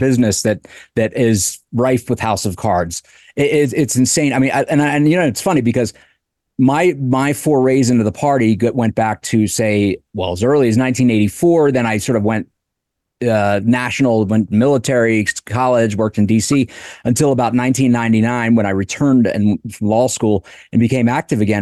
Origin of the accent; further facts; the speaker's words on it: Delaware, United States; I'm from Delaware